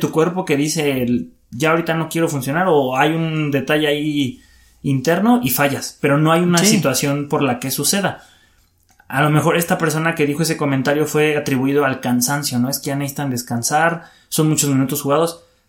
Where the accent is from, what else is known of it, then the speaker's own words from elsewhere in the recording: Mexico; somos mexicanos y nos sentimos orgullosos